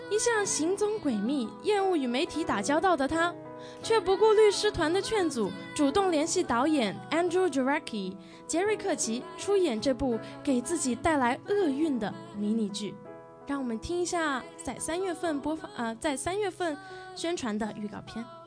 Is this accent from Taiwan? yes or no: no; Foshan, Guangdong, China; moved away; 其实有一半的童年都是在广东佛山度过的